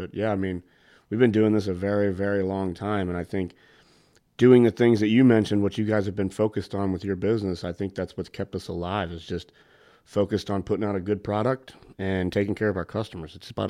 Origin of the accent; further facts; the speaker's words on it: St. Louis, Missouri, United States; I grew up in St. Louis with some of those guys